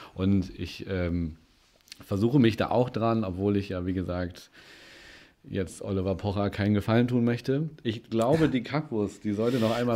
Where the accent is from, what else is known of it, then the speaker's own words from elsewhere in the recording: Winsen, Lower Saxony, Germany; ich bin ja äh, in Winsnu in Stöckte groß geworden